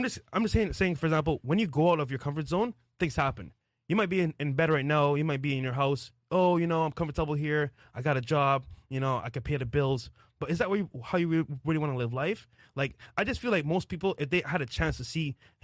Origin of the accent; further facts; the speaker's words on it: Barbados; moved away as an adult; now in Miami, United States; I came from Barbados, right? A small island, you know, in the West Indies